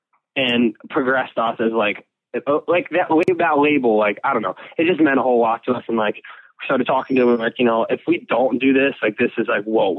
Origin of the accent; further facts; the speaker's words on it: Chicago, Illinois, United States; also born or lived in Milwaukee; Actually, I was born in Chicago and then my parents had me when we were like, they were like my age, like now, like 18.